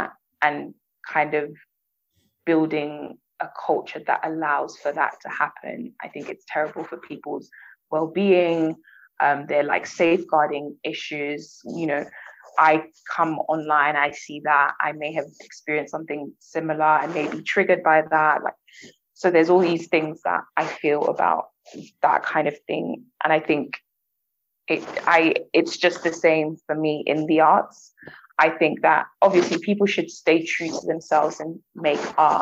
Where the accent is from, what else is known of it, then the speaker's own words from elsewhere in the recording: London, United Kingdom; I come from Southwest London